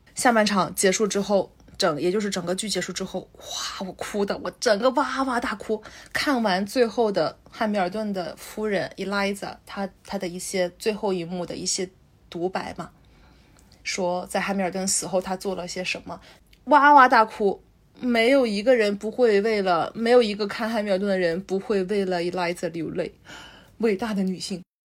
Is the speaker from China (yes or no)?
yes; China; moved away; 我还从国内带来的